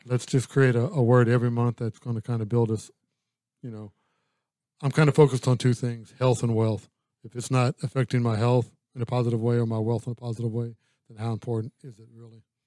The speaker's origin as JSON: {"language": "English", "region": "Louisiana", "country": "United States", "said": "I'm from Louisiana"}